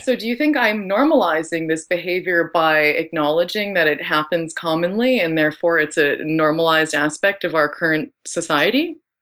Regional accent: Ottawa, Ontario, Canada; I grew up in Ottawa

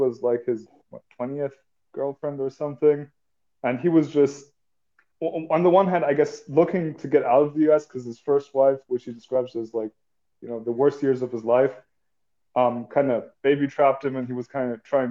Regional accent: Germany; I'm from Germany

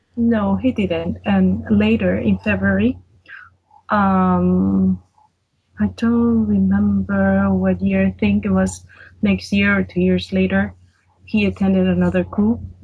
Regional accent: Venezuela; moved away as an adult; I grew up in Venezuela. I was born and raised there

